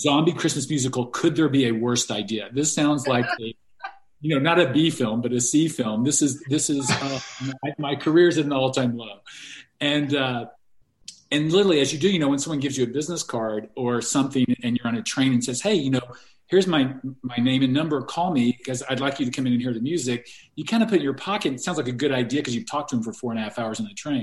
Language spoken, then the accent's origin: English; Los Angeles, California, United States; moved away as an adult; also born or lived in London / Glasgow; I was from Los Angeles and had worked in the entertainment business there